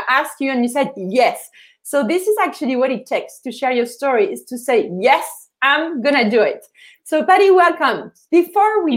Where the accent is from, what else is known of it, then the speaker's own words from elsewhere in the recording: Paris, Île-de-France, France; moved away as an adult; now in Canada; I'm from Paris